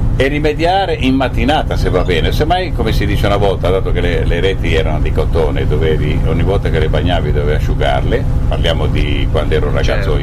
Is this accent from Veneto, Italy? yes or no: no; Monterosso al Mare, Liguria, Italy; io che sono di Monte Rosso